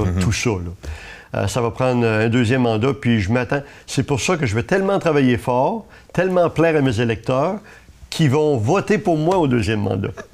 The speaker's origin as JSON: {"language": "French", "town": "Gaspé", "region": "Quebec", "country": "Canada", "tie": "born or raised there", "said": "Moi, je suis né à Gaspé. Ça fait que toute ma vie, j'étais à Gaspé."}